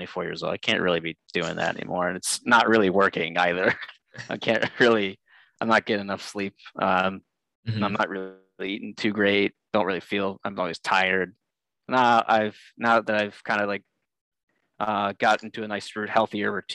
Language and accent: English; Olmsted Falls, Ohio, United States; I am from the Cleveland area. I grew up in a town called Olmsted Falls, but I actually do work in Streetsboro